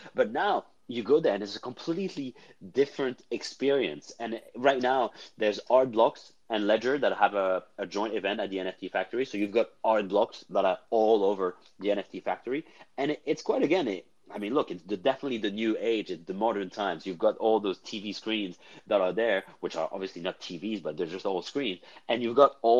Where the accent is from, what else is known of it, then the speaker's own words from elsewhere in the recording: Cannes, Provence-Alpes-Côte d'Azur, France; moved away; I am from Cannes originally. I'm from there